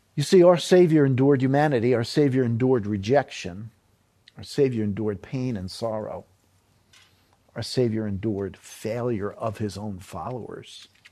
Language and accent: English; New York City, New York, United States; moved away; I'm from New York City.